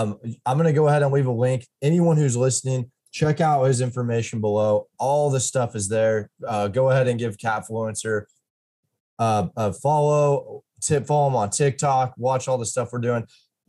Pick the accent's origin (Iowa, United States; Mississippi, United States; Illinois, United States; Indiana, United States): Illinois, United States; I'm from Illinois